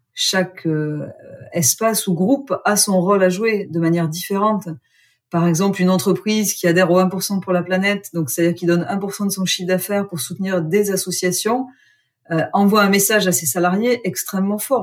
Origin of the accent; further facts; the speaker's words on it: Gers, Occitania, France; moved away; also born or lived in Australia; Je suis née dans le Gers, j'ai fait une école de commerce, j'ai longtemps vécu en Australie